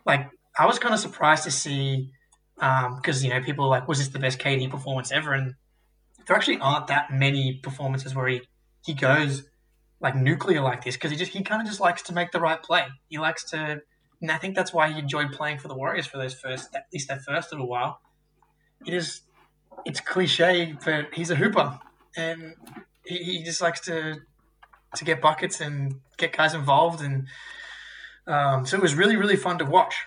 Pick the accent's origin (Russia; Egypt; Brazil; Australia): Australia; as an Australian